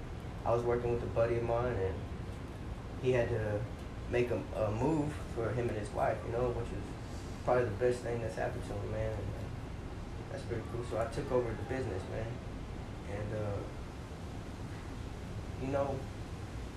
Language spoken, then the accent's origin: English; Victoria, Texas, United States; born or raised there